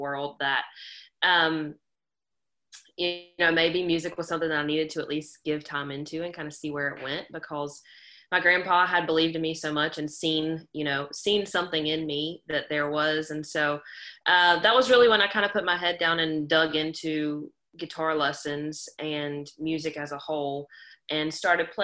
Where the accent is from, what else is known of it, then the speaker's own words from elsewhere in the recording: Harnett County, North Carolina, United States; growing up in Harnett County is, you know, a luxurious life in all of its glory